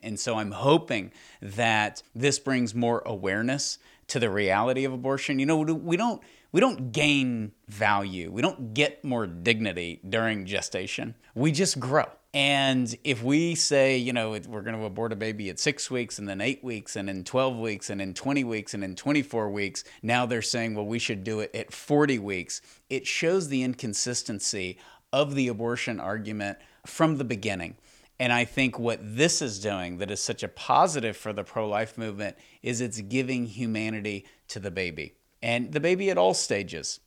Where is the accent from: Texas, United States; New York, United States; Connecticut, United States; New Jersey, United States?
Texas, United States; I'm from Texas